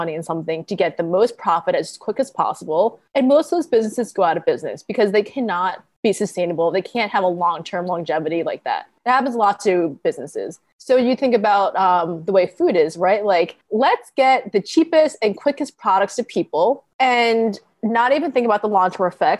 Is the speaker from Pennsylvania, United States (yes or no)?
no; Long Island, New York, United States; also born or lived in Connecticut; I grew up on Long Island